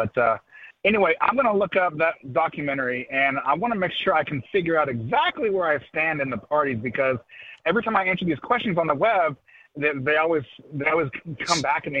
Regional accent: Dallas, Texas, United States; also born or lived in Nashville, Tennessee; now in Richmond, United States; I lived in Nashville for 5 years, nice little town, but I'm from Dallas originally

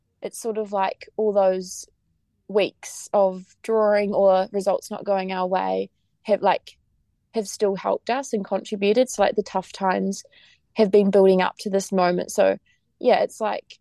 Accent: Taranaki, New Zealand; I'm from Taranaki, which is on the west coast of the North Island

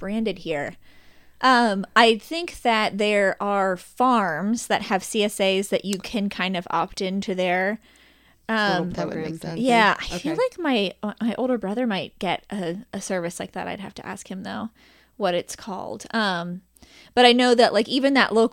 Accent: Cincinnati, Ohio, United States; I'm born and raised in Northside. Still live there and love it

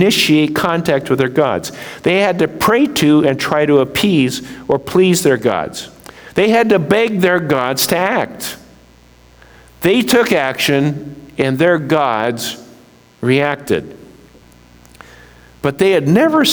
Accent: United States

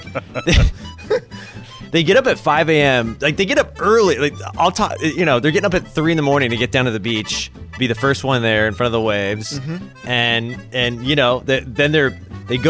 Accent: Fountain Valley, California, United States; I grew up in Fountain Valley, California

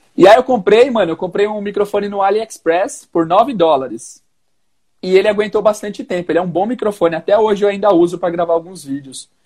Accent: São Paulo, Brazil; eu sou de São Paulo, professor de inglês desde 2015

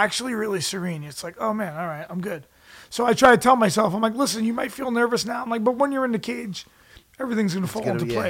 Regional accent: New York City, New York, United States; I grew up in Brooklyn. And in New York City, there's not much of a wrestling field.

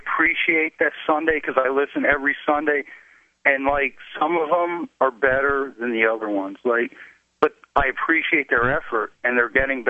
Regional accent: Philadelphia, Pennsylvania, United States; Because I'm from Philly.

